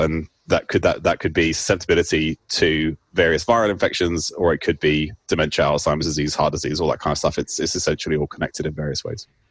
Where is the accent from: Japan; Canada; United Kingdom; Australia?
United Kingdom; moved away as an adult; also born or lived in Cambridge / Oxford; now in Seattle, United States; I currently work in Seattle. I'm a I'm a research professor at the University of Washington, um, but I grew up in the UK, as you can probably tell from my accent